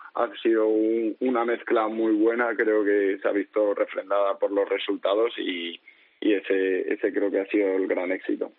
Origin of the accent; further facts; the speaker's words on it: Valencia, Valencian Community, Spain; moved away as an adult; also born or lived in Murcia / Jumilla; yo que soy valenciano